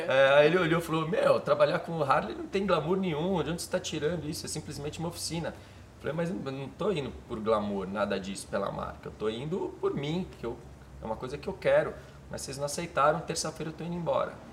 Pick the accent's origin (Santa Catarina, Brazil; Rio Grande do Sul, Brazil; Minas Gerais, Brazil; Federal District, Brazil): Minas Gerais, Brazil; moved away; also born or lived in Miami / São Paulo / Israel / London; eu morava em Minas